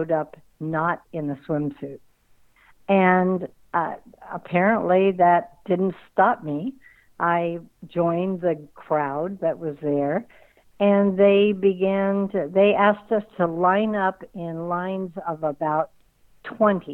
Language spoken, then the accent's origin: English; Tustin, California, United States; I grew up in Tustin, and Anaheim was only like 10, 15 minutes away by car